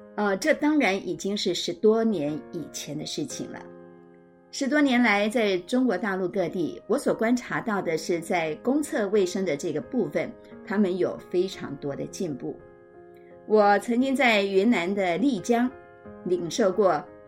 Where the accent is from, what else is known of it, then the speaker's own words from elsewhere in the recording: Taipei, Taiwan; 身为台北人，我非常地幸福